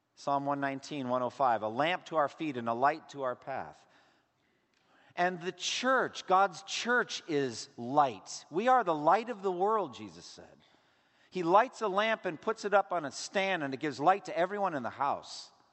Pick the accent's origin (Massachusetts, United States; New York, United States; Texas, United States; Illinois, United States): Massachusetts, United States; eastern; moved away; also born or lived in Boston; I was born in Boston. I was raised in eastern Massachusetts